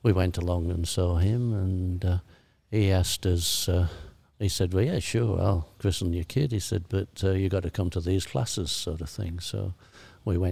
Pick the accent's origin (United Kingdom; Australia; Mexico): United Kingdom; Sheffield, Yorkshire and the Humber; accent: broad Yorkshire; I was brought up in Attercliffe, which was probably the worst area of Sheffield